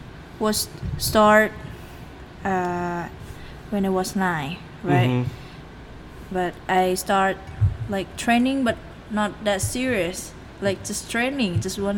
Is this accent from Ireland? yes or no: no; Bangkok, Thailand; English is a second language; I grew up in Bangkok.